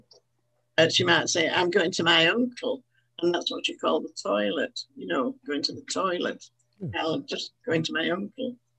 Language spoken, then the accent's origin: English; Halifax, Yorkshire and the Humber, United Kingdom; I'd been born and brought up in Halifax